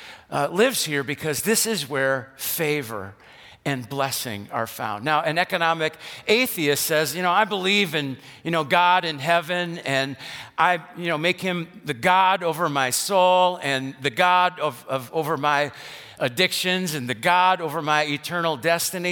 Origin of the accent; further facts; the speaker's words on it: West Allis, Wisconsin, United States; I grew up in West Dallas on 76th Street, right by the Wisconsin State Fair Park